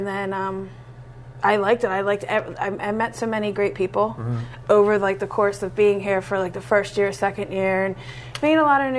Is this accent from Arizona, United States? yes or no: no; Bridgeport, Pennsylvania, United States; I'm from Bridgeport. {S0} Okay. {S2} Grew up in Bridgeport, went to Upper Marion.